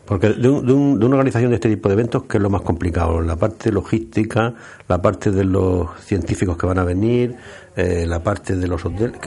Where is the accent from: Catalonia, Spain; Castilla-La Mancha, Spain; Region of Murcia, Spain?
Region of Murcia, Spain; me, enorgullece como murciano